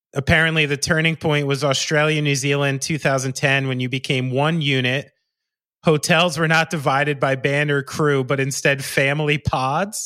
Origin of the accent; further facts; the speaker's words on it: Somerville, New Jersey, United States; we are both from Somerville, New Jersey